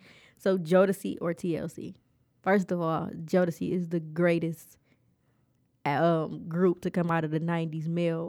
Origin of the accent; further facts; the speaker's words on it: Detroit, Michigan, United States; No, I grew up on the East Side. I'm from 7 Mile and Gresham. I'm from the Red Zone.